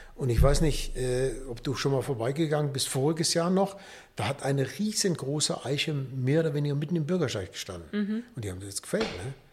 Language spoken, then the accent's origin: German; Düsseldorf, North Rhine-Westphalia, Germany; moved away; also born or lived in Nuremberg / Karlsburg; Ich komme aus Düsseldorf, bin dann 70, 77 hier nach Nürnberg gekommen